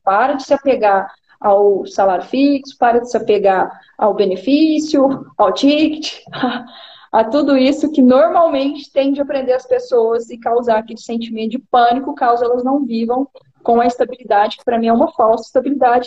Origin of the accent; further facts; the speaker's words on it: Uberlândia, Minas Gerais, Brazil; eu sou aqui da cidade de Uberlândia, Minas Gerais